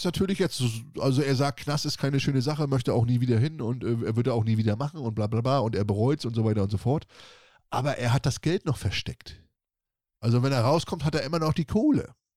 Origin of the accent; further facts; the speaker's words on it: Northern Germany, Germany; bei uns im Norden heißt das okay. Wurke